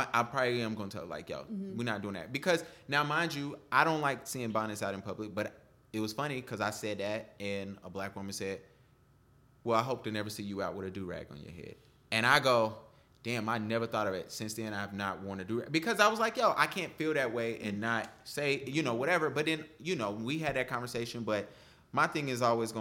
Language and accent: English; the South, United States; I grew up in the South, in the church.